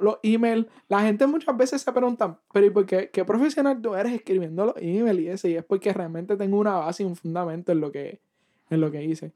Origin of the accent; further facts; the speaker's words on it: Puerto Rico; moved away as an adult; now in Missouri, United States; nos mudamos de Puerto Rico hace como un año y pico y estamos aquí